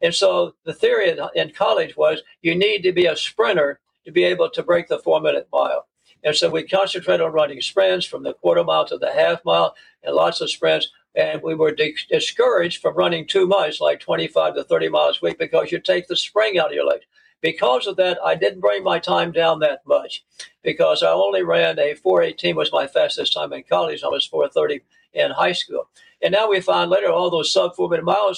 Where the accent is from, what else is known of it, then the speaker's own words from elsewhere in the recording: Oklahoma City, Oklahoma, United States; I was born and raised in Oklahoma City